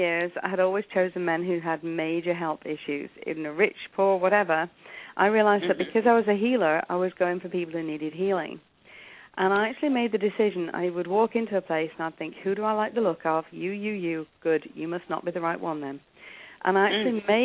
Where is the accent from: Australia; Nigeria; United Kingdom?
United Kingdom; England; accent: English; moved away as an adult; also born or lived in South Africa / Italy / Portugal; now in Canada; as you can hear, I'm English. I was born in England